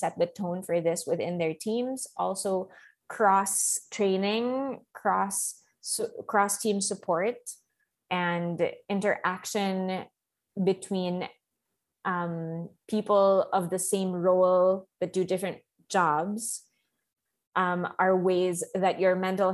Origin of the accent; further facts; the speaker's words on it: Philippines; Filipino workers